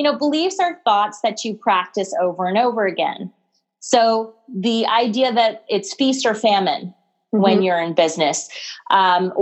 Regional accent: Toronto, Ontario, Canada; moved away as an adult; now in United States; I'm originally from Toronto, born and raised

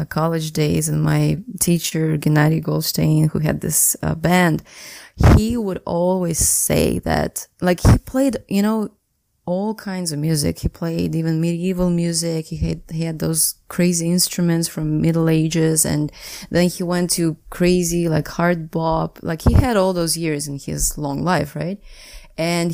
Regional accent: Saint Petersburg, Russia; I was born and raised in St. Petersburg

